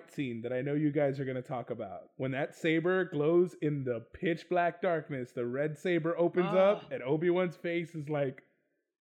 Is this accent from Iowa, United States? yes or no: no; Texas, United States; I'm from Texas